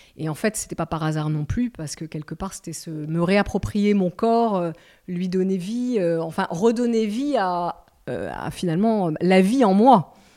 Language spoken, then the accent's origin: French; the Midi, south of France, France; j'ai passé mon enfance dans le Midi, on a une maison dans le Midi